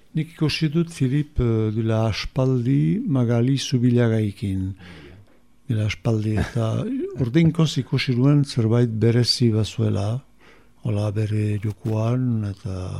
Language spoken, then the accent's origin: Basque; Musculdy, Nouvelle-Aquitaine, France; sortu naiz muskildin